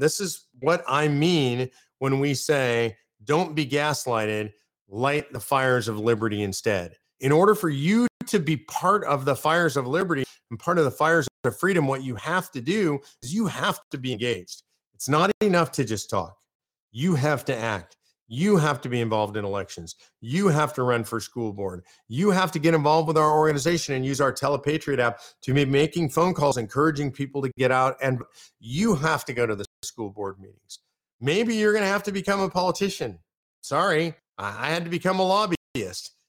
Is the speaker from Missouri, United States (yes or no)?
no; Austin, Texas, United States; I'm from Austin